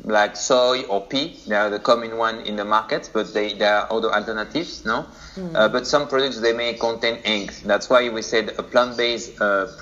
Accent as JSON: {"language": "English", "country": "France", "moved": "as an adult", "lives_now": "Singapore", "said": "So I'm from France, but been living for already like 3 years in Asia, specifically in Singapore now."}